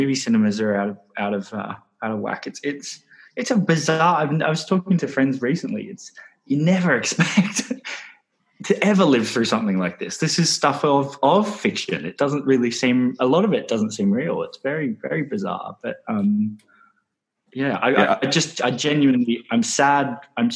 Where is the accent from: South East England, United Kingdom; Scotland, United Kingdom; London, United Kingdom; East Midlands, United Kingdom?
London, United Kingdom; I grew up in London